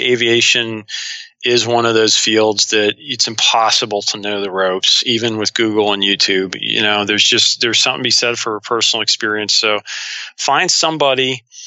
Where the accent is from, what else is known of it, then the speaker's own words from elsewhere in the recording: Ohio, United States; also born or lived in North Carolina; my home state